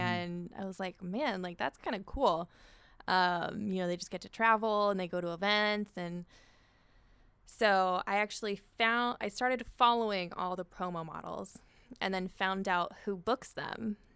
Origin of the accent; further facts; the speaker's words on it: Orange, California, United States; I grew up in Orange